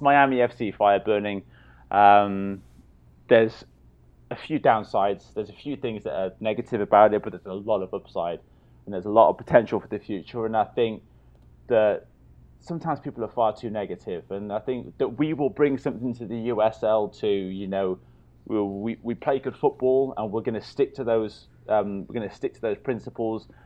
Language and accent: English; Swansea, Wales, United Kingdom; moved away; I'm a Swansea boy